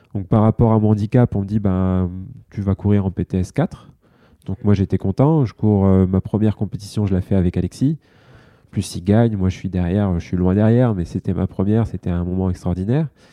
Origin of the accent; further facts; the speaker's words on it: France; en tant que Français